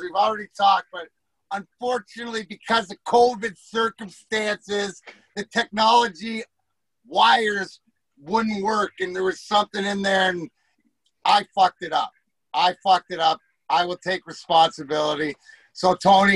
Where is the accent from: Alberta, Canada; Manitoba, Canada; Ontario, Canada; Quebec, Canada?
Ontario, Canada; Leamington; I'm from Leamington